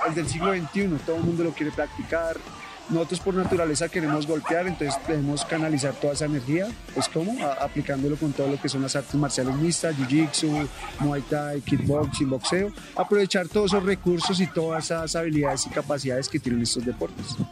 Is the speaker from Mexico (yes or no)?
no; Bogotá, Colombia; muchacho capitalino, nací en el barrio 20 de Julio